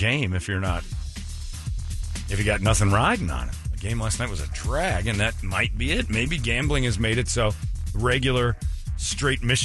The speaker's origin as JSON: {"language": "English", "region": "Arizona", "country": "United States", "tie": "born or raised there", "said": "This is my hometown. I live here."}